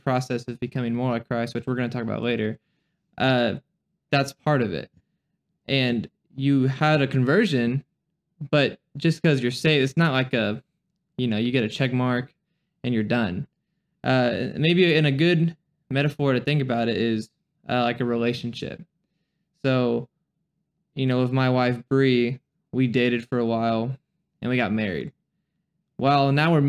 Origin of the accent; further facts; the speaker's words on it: Duncanville, Texas, United States; I was born and raised in Duncanville, Texas